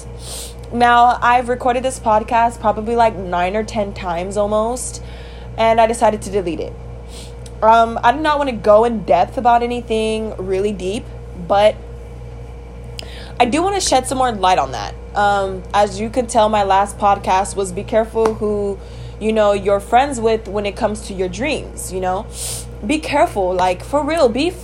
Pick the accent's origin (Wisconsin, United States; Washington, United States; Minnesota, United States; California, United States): California, United States; I'm from California